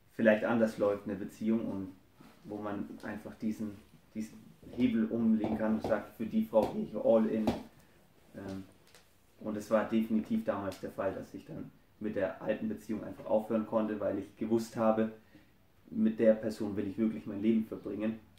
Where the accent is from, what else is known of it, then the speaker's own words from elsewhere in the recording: Franconia, Bavaria, Germany; ich komme aus Deutschland, bin geboren in Franken